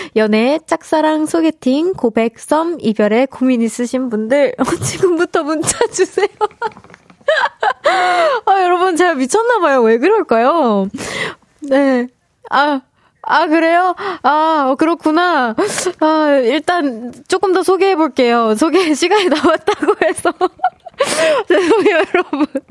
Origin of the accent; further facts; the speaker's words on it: Seoul, South Korea; 저는 서울 사람입니다